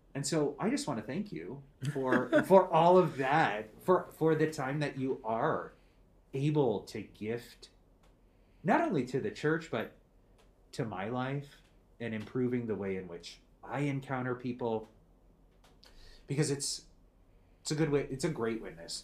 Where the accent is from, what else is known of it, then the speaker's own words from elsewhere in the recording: Becker, Minnesota, United States; I grew up in Minnesota